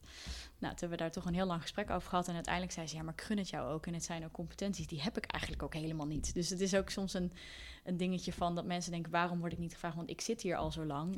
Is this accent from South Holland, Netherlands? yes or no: no; Deventer, Overijssel, Netherlands; now in Amsterdam, Netherlands; we zijn allebei eh, opgegroeid in Deventer